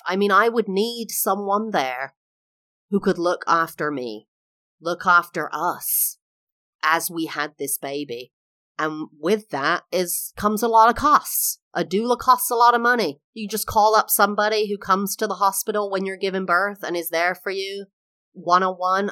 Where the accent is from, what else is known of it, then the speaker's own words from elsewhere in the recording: England, United Kingdom; moved away as an adult; also born or lived in California, United States; now in Florida, United States; I am English, now live in the U S for the last, like, fourteen, fifteen years.